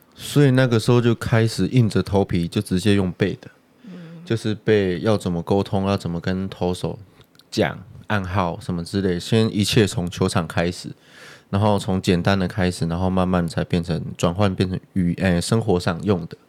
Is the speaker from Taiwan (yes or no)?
yes; Taiwan; 他也知道我是台湾人